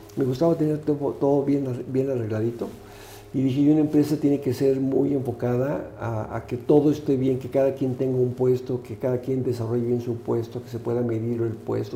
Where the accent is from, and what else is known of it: Mexico